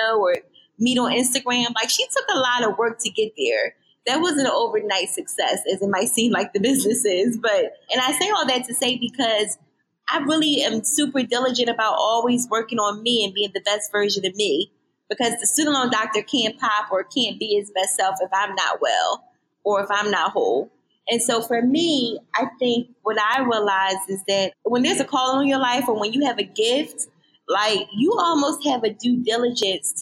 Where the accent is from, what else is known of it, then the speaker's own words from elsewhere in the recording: Philadelphia, Pennsylvania, United States; also born or lived in Bloomsburg, Pennsylvania; I born and raised in Philadelphia